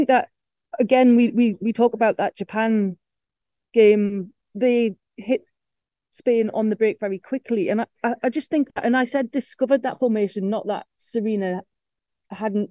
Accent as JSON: {"language": "English", "region": "England", "country": "United Kingdom", "said": "we're English"}